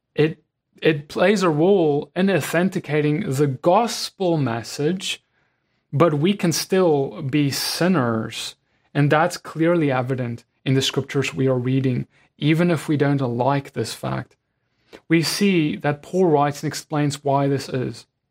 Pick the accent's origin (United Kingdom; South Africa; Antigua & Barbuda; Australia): South Africa; As a South African